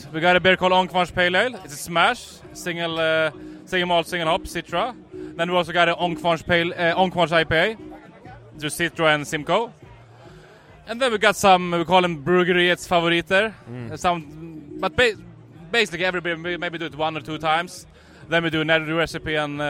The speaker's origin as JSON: {"language": "English", "town": "Uppsala", "region": "Uppsala County", "country": "Sweden", "tie": "born or raised there", "said": "born and raised in Uppsala."}